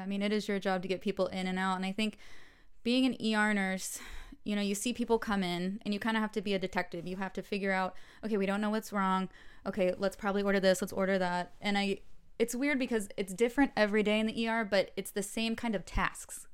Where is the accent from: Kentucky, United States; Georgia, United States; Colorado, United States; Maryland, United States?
Georgia, United States; Atlanta; moved away as an adult; now in Los Angeles, United States; I'm from Atlanta. I was born and grew up there